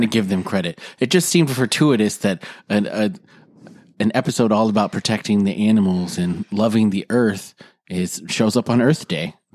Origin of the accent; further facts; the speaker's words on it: South Dakota, United States; I'm from South Dakota.